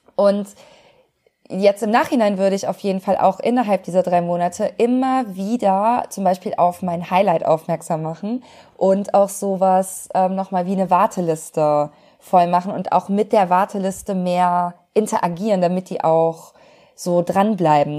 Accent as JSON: {"language": "German", "town": "Cologne", "region": "North Rhine-Westphalia", "country": "Germany", "said": "als Kölsche Frohnatur"}